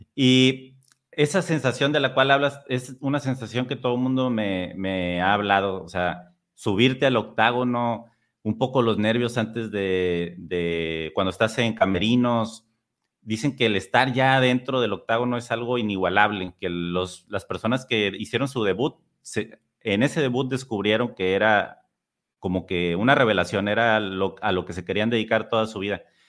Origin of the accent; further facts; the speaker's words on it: Tampico, Tamaulipas, Mexico; also born or lived in San Luis Potosí; Yo soy de Tampico, que actualmente vivo aquí pero a los 19 años me fui a San Luis